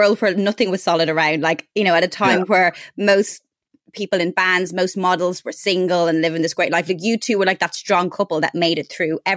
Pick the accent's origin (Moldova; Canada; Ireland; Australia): Ireland; moved away as an adult; now in London, United Kingdom; I moved to London from Ireland